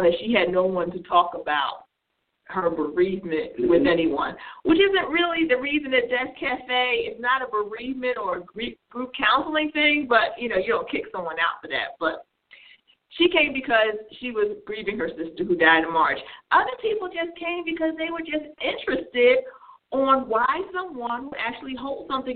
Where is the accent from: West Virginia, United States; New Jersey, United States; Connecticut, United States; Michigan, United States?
New Jersey, United States; I grew up in New Jersey